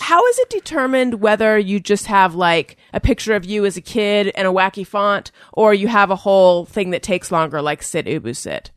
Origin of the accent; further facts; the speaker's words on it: Orange County, California, United States; I'm from Orange County